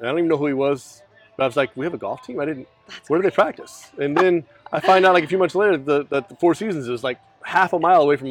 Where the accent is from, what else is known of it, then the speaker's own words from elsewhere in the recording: Irving, Texas, United States; Yeah, I grew up in Irving, Texas, went to MacArthur High School.